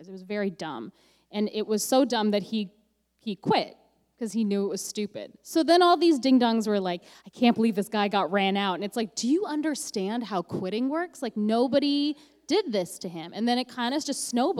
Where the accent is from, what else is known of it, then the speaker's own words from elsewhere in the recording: Canada; I'm the Canadian you.